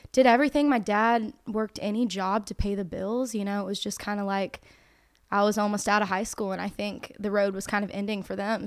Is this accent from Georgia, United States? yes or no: no; North Carolina, United States; I grew up in North Carolina.